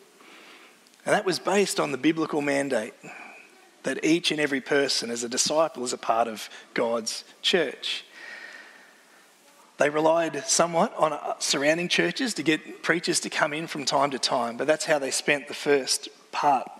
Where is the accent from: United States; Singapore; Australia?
Australia; Wallora, near the Grampians, Victoria; I grew up near the Grampians, grew up in a little town called Wallora, so I'm used to Aussie mountains